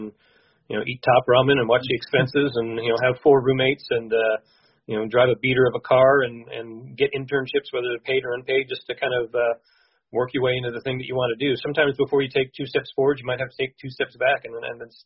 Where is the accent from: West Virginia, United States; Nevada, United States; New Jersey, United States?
Nevada, United States; Las Vegas; I moved back home to Las Vegas and lived with my parents for a little bit